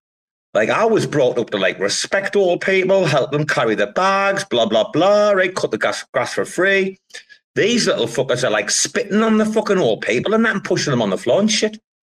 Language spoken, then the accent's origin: English; England, United Kingdom; We're fucking English, man. We fucking grew up on Greg's pasties, man.